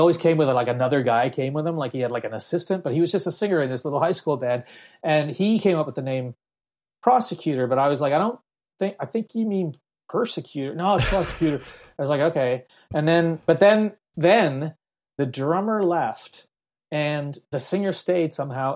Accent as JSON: {"language": "English", "town": "Halifax", "region": "Nova Scotia", "country": "Canada", "tie": "born or raised there", "also_born_or_lived": "Belfast, Northern Ireland / Jamaica", "moved": "as an adult", "said": "I settled in Middlesackville, which is outside of Halifax, and started to go to elementary school there, which is grade four or something, grade five, that's when I really was living in, in Canada"}